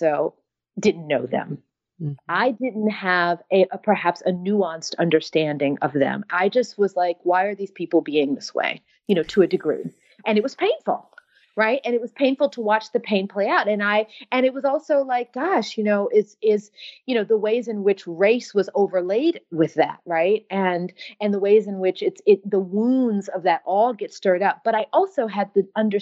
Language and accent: English; United States; I'm American